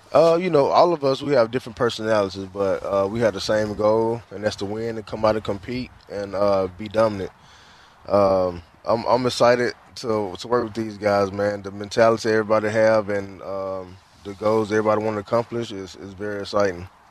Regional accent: the South, United States; moved away; I'm from the South, so I'm used to the heat

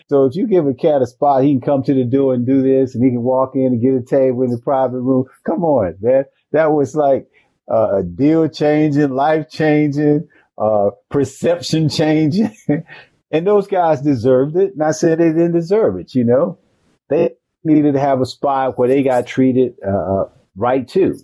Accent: Macon, Georgia, United States; moved away; my home city of Macon

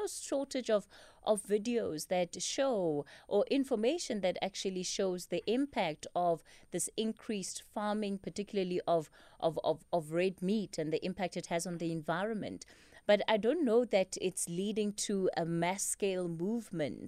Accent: Polokwane, Limpopo, South Africa; now in Johannesburg, South Africa; I'm from Polokwane, so I've grown up with mopani worms around me

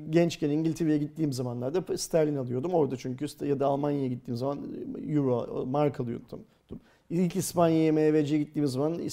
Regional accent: Turkey; Biz Türkler olarak Bitcoin

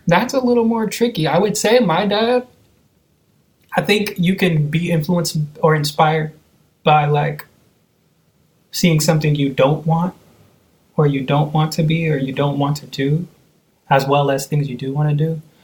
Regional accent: Seattle, Washington, United States; also born or lived in Oakland, California; I was born in Oakland, California. I know around four and a half, we moved to Seattle, and I've been here ever since.

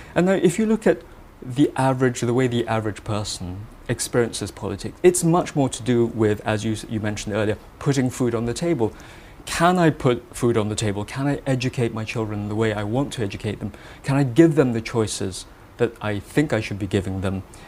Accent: Malaysia; moved away; I have a particular point of view that I feel captures a sense of being Malaysian, being Malaysian of Chinese origin.

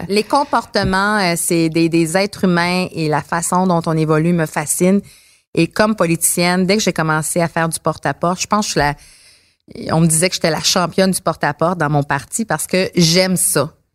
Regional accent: Montreal, Quebec, Canada; j'ai grandi à Montréal

